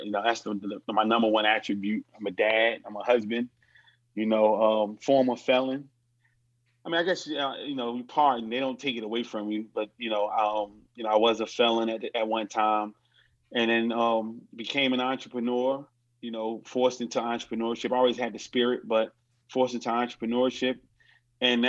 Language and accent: English; Newark, New Jersey, United States; I grew up in Newark, New Jersey.